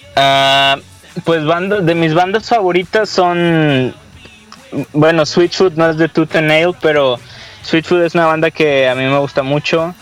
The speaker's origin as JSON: {"language": "Spanish", "town": "Monterrey", "region": "Nuevo León", "country": "Mexico", "said": "somos cinco chavos de Monterrey"}